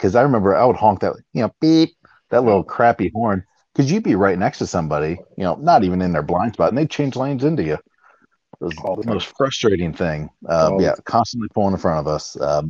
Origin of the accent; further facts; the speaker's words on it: St. Augustine, Florida, United States; because I'm on the East Coast. So we're from St. Augustine, which is just above Daytona.